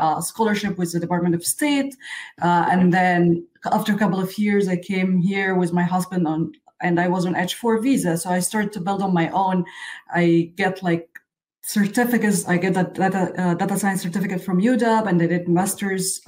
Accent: Egypt; I was born and raised in Egypt, in Middle East

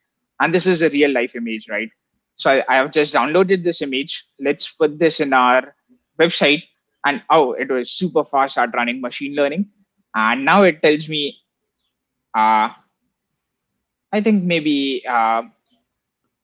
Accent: India; I come from India

